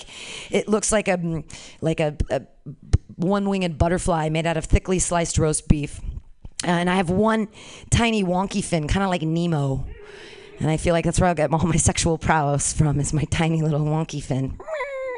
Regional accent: California, United States; Born and raised in California, never lived outside of here

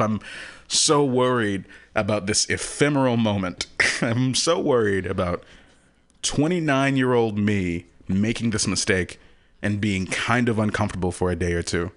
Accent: Houston, Texas, United States; moved away; I'm from Texas

